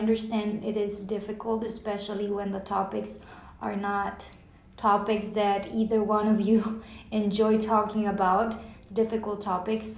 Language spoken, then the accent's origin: English; Rio Grande Valley, south Texas, United States; moved away as an adult; now in Plano, United States; we came from the Rio Grande Valley, which is south Texas by the border with Mexico